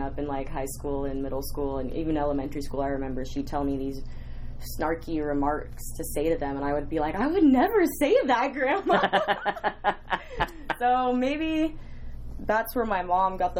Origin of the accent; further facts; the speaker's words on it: Las Vegas, Nevada, United States; also born or lived in Los Angeles, California; I grew up in LA until I was 6 years old, and I moved to Vegas.